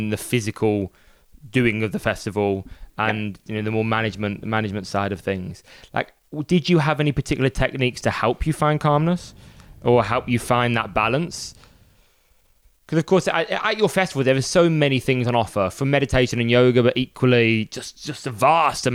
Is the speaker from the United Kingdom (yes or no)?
yes; Birmingham, West Midlands, United Kingdom; That's my hometown